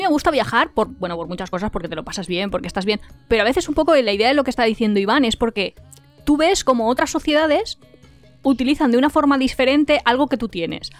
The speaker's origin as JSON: {"language": "Spanish", "town": "Valencia", "region": "Valencian Community", "country": "Spain", "said": "yo soy de Valencia"}